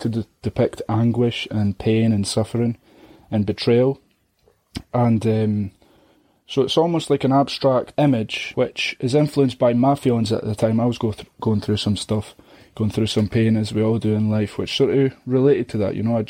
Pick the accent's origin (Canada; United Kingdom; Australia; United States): United Kingdom; Scotland; judging me for being Scottish